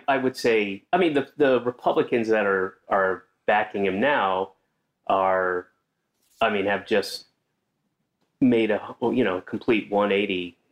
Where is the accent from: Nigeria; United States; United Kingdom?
United States; Georgia; moved away as an adult; also born or lived in Florida / Connecticut / New York; I was born in Georgia, and then I moved around constantly when I was a kid. I'd be in a different place every year. Lived in three places in Florida, two places in Connecticut, three places in New York, and then moved back to Georgia when I was 9, and stayed there until I was 19.